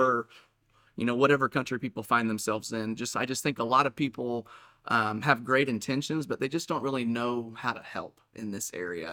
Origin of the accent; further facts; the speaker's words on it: Saint Joseph, United States; I was born and raised here in Saint Joseph. I've lived here my whole life.